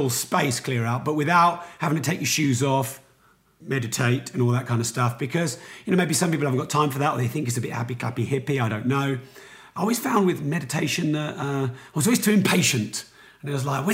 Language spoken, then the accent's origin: English; Peterborough, East of England, United Kingdom; I am from Peterborough